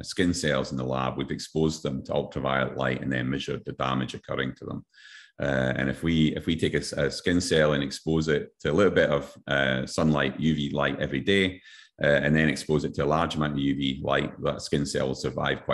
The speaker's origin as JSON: {"language": "English", "region": "Scotland", "country": "United Kingdom", "tie": "born or raised there", "moved": "yes", "lives_now": "Queensland, Australia", "said": "my home country, Scotland"}